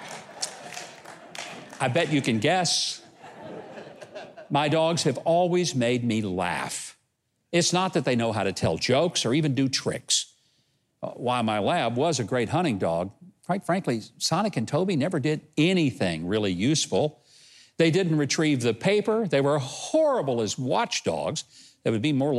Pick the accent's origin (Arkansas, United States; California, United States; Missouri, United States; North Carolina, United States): Arkansas, United States; my home state of Arkansas